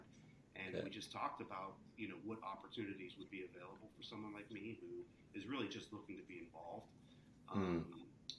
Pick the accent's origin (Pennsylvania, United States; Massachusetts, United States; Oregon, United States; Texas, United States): Pennsylvania, United States; Pittsburgh; also born or lived in Delaware; we grew up in Pittsburgh playing in those types of events